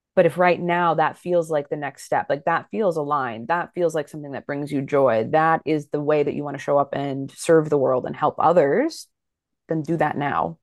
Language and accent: English; Fargo, North Dakota, United States; now in Minneapolis, United States; I grew up in Fargo, North Dakota. I still live in the Midwest. I'm in Minneapolis, Minnesota now.